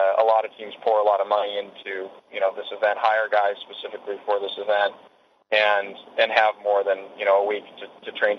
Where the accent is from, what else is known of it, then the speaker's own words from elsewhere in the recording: United States; as an American